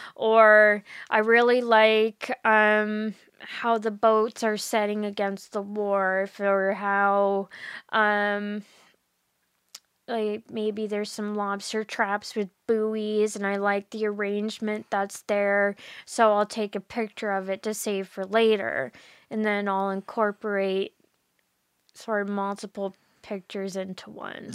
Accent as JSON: {"language": "English", "town": "Bridgewater", "region": "Nova Scotia", "country": "Canada", "tie": "born or raised there", "said": "I'm from Bridgewater, so it is in Lunenburg County"}